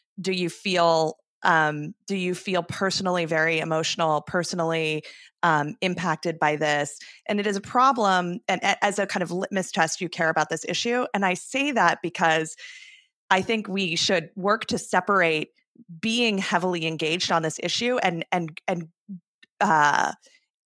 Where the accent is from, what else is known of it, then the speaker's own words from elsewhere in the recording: Arizona, United States; my home state of Arizona